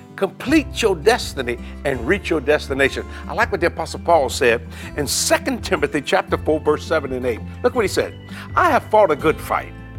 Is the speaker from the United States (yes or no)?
yes; United States; I'm an American